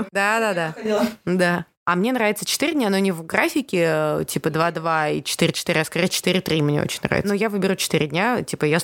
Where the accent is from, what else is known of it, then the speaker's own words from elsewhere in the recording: Armenia; Потому что я армянка.